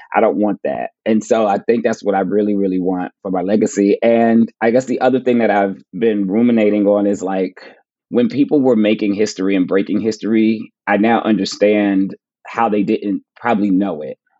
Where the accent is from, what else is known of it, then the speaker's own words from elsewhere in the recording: Plainfield, New Jersey, United States; I'm going to my hometown to speak at my public library for the first time. So that'll be cool. Like speaking at the Plainfield Public Library